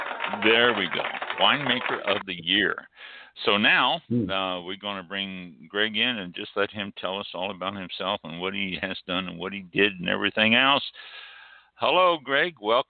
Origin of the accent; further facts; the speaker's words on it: Kansas City, Missouri, United States; now in Tampa area, United States; I'm from Kansas City and then, you know, down here just north of Tampa has been my home for, 30, almost 40 years now, just a couple years shy of 40 years.